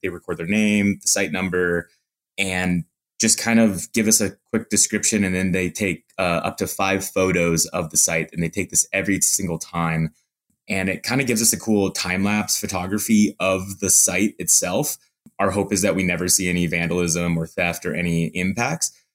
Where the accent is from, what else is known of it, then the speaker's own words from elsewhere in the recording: Montana, United States; moved away as an adult; also born or lived in Salt Lake City, Utah; now in Utah, United States; I grew up in Montana